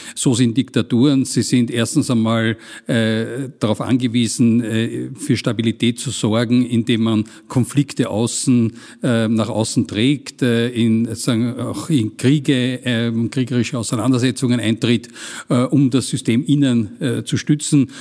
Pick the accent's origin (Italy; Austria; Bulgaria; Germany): Austria; als Österreicher